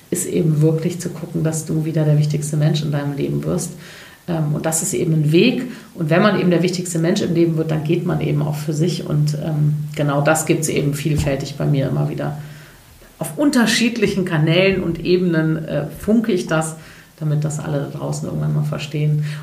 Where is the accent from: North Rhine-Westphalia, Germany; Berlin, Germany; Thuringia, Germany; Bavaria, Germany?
North Rhine-Westphalia, Germany; Cologne; Ich bin ja Kölnerin, deswegen und .de e war einfach weg.